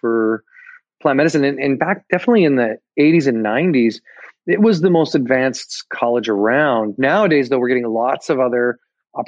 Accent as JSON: {"language": "English", "town": "Calgary", "region": "Alberta", "country": "Canada", "tie": "born or raised there", "moved": "yes", "said": "I was born in Alberta, in Calgary, actually, originally"}